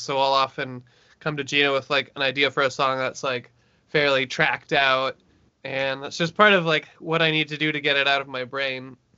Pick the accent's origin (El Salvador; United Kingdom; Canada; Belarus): Canada; Brantford, Ontario; now in Toronto, Canada; I'm from Brantford, Ontario